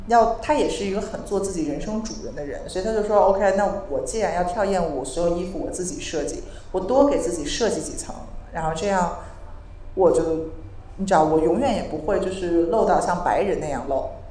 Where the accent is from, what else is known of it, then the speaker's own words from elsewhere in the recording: Beijing, China; 我不是一个旧金山女孩了，我是一个来自北京的，就是中国人